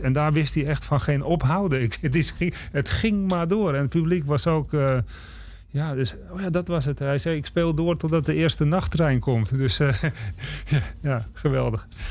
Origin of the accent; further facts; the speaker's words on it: Amsterdam, North Holland, Netherlands; moved away as an adult; also born or lived in Czech Republic; ik ben opgegroeid in West. En West is in principe een nieuwbouwwijk.